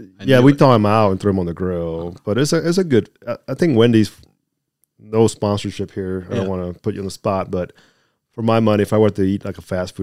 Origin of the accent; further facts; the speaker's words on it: Miami, Florida, United States; But anywho, growing up in Miami, it was pretty much the three of us, siblings.